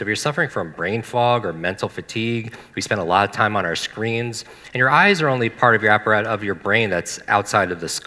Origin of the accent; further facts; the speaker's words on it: Northeast, United States; I grew up in the Northeast.